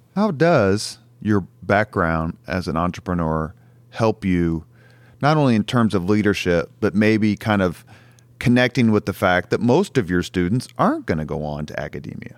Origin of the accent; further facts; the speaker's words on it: Indianapolis, Indiana, United States; I grew up in Irvington